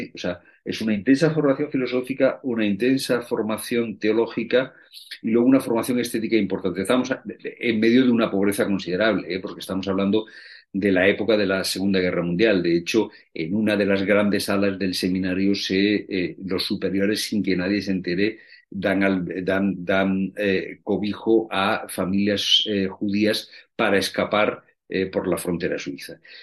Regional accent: Spain; los españoles

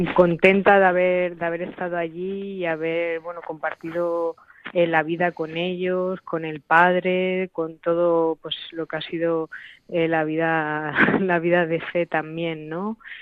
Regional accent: Talavera de la Reina, Castilla-La Mancha, Spain; aquí en mi pueblo, en mi casa, en Talavera

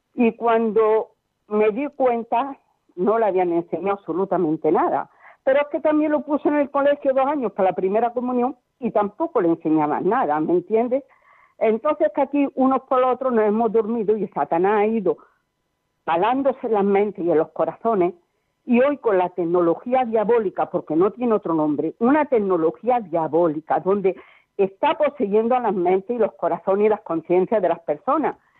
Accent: Córdoba, Andalusia, Spain; now in Barcelona, Spain; que yo estoy en Barcelona pero soy de Córdoba

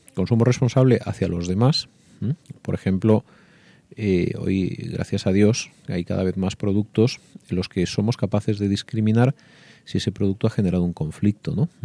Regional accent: Andalusia, Spain; yo que soy de, de Andalucía

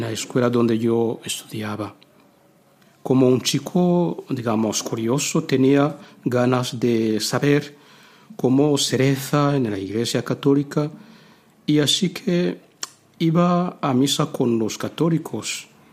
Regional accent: Rwanda; Spanish is a second language; moved away as an adult; now in Spain; En África, sobre todo en mi país, Ruanda, allí tenemos tiempo para estar más con Dios

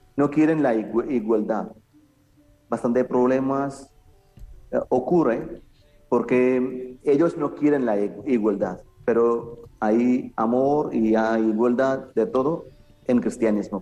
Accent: Kerala, India; a nuestra zona, en Kerala

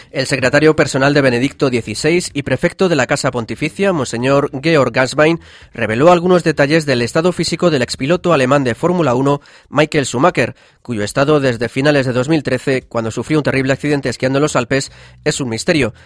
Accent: San Fernando de Henares, Community of Madrid, Spain; Yo soy de San Fernando de Henares, aquí en la Comunidad de Madrid

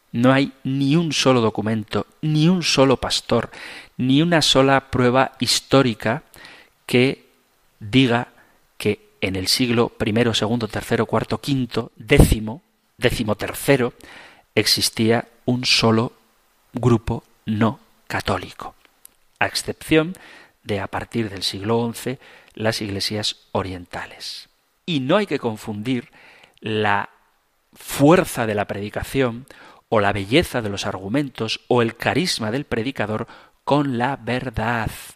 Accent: Zumárraga, Basque Country, Spain; en mi pueblo, en Zumárraga

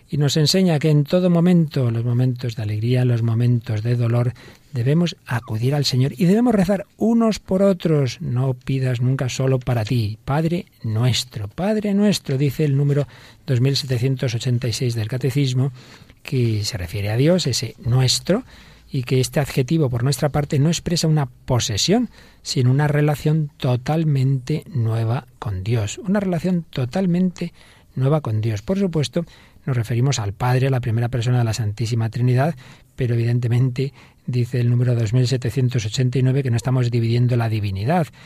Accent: Siberia, Russia; moved away as an adult; also born or lived in Saint Petersburg / Moscow; now in Madrid, Spain; Con 21 años me mudé de Siberia a San Petersburgo y luego a Moscú, donde conocí a mi marido en una feria de construcción.

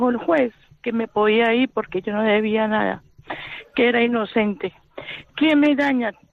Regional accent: Spain; Soy, soy española, ¿no? Me vine a estudiar, me enamoré de un catalán

